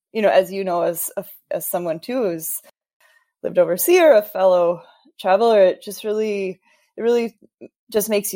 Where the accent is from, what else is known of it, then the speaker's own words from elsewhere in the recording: Wisconsin, United States; coming from a, you know, Wisconsin, growing up in the Midwest